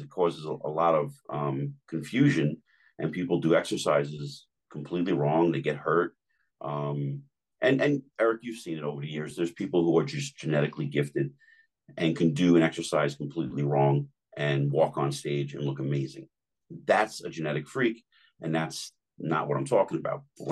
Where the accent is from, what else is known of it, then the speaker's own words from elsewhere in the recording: Jersey City, New Jersey, United States; I grew up in Jersey City